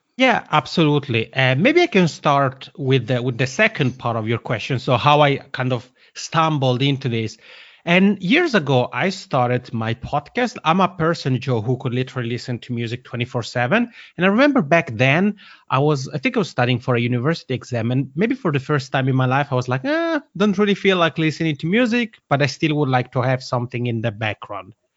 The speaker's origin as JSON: {"language": "English", "area": "Italian-speaking part of Switzerland", "region": "Italian-speaking Switzerland", "country": "Switzerland", "accent": "Macronian", "first_language": "Italian", "second_language": "English", "said": "English isn't my mother tongue, but Italian is. I'm originally from the Italian-speaking part of Switzerland."}